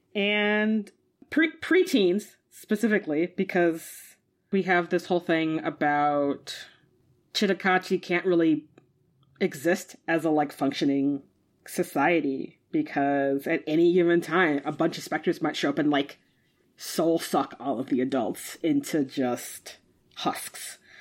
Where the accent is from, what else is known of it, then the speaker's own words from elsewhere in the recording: United States; as an American